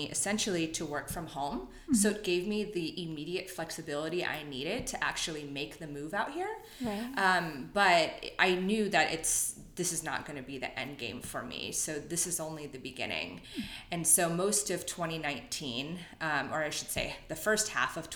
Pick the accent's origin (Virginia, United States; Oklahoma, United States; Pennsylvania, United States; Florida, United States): Virginia, United States; Northern; moved away as an adult; now in Los Angeles, United States; I'm originally from Northern Virginia and lived there my entire life.